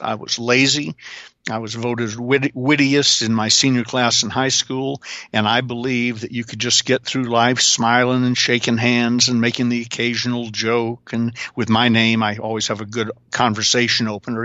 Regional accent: the South, Southern United States, United States; I'm a Southerner

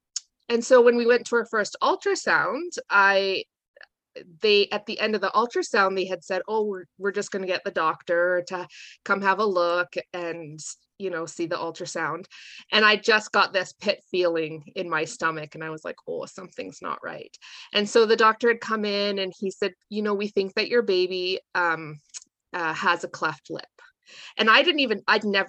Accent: Calgary, Alberta, Canada; moved away as an adult; now in Raymond, Canada; my husband and I grew up in Calgary, and we moved to Raymond in 2006, and we've been here ever since.

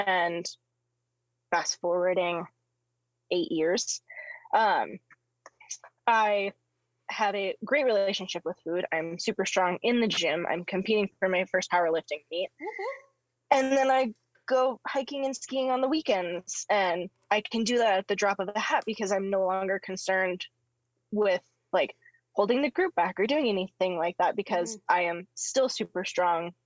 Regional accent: Carson City, Nevada, United States; So I grew up in Carson City, Nevada, and so in the backyard of Lake Tahoe

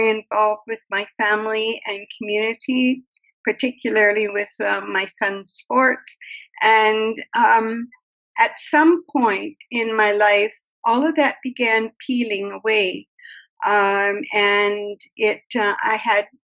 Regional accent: Canada; as a Canadian, I'm such a mixture of everything

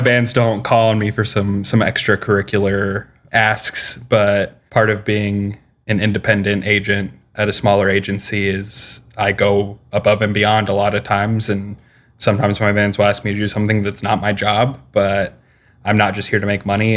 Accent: Midwest, United States; I'm from the Midwest

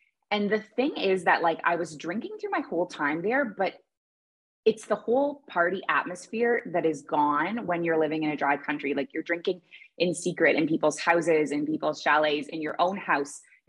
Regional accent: Toronto, Ontario, Canada; moved away as an adult; also born or lived in Kuwait; I grew up in Toronto

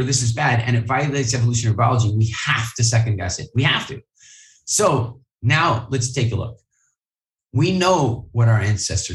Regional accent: Halifax, Nova Scotia, Canada; I grew up in Halifax, Nova Scotia

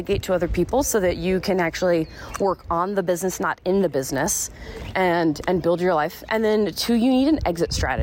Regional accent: South Carolina, United States; moved away as an adult; also born or lived in Florida / Arizona; I was born in Florida, raised in South Carolina

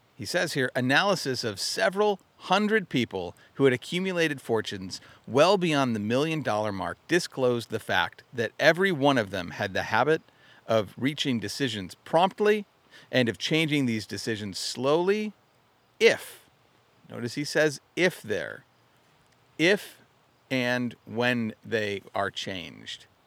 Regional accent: Arizona, United States; moved away as an adult; also born or lived in Utah; now in Michigan, United States; I grew up in Arizona.

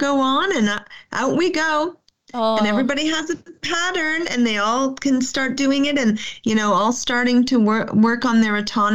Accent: Canada; as a Canadian educator, we're really about forest schools

